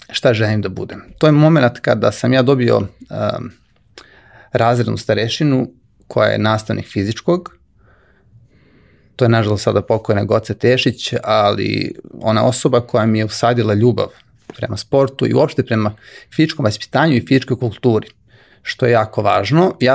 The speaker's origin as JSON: {"language": "Croatian", "town": "Gugalj", "region": "Moravica District", "country": "Serbia", "tie": "born or raised there", "said": "A dolazim iz eh, jednog vrlo malog mesta koje se baš nalazi između Požeg i Lučana. To selo se zove Gugalj."}